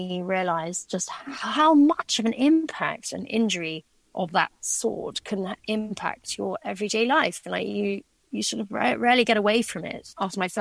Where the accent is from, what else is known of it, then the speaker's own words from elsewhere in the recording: Shrewsbury, West Midlands, United Kingdom; also born or lived in East Africa; I was born actually in Shrewsbury at that hospital